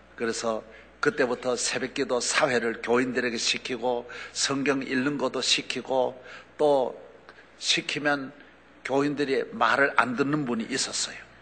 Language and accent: Korean; South Korea; 저는 우리 한국 사람으로는